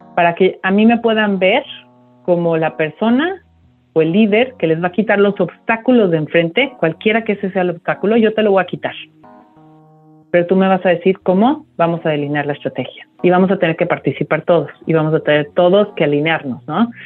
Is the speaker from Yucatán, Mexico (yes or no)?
no; Mexico City, Mexico; moved away as an adult; now in United States; yo soy de la Ciudad de México, eh, prácticamente me, me he desarrollado los últimos los primeros años de mi vida hasta los últimos 10 estuve en, la Ciudad de México